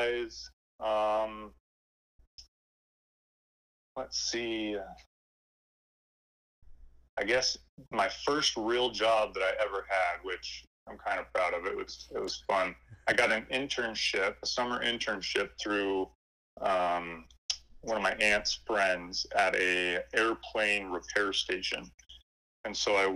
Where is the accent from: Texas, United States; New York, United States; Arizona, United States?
Arizona, United States; Mesa; moved away as an adult; also born or lived in Spain; now in Utah, United States; I was born and raised in Mesa, Arizona, and recently me and my family have moved from Mesa up to Utah